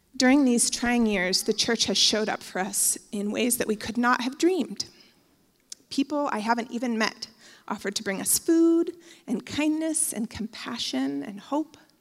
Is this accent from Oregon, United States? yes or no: yes; Bend, Oregon, United States; I grew up in Bend, and I went to basically every church in Bend as a teenager